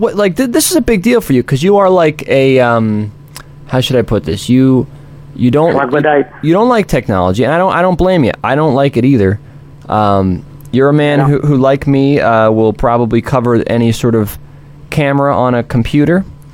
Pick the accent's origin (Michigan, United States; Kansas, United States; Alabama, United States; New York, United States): New York, United States; You know, I'm from the New York area, so I'm Jewish, right?